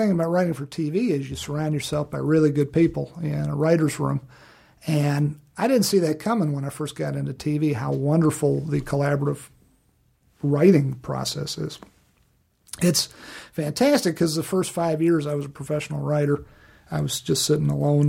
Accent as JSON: {"language": "English", "region": "Virginia", "country": "United States", "moved": "yes", "said": "Living back in Virginia, and my home state of Virginia, which was great living in Virginia"}